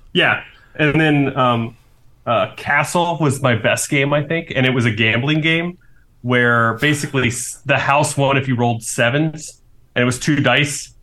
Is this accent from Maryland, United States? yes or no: no; Chattanooga, Tennessee, United States; I was born in Chattanooga